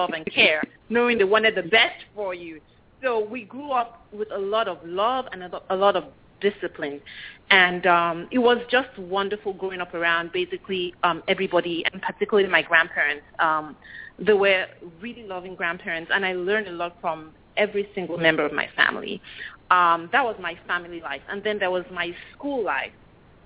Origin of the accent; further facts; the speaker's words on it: Lagos, Nigeria; moved away as an adult; now in United States; For most of my formative years, I lived in Lagos, Nigeria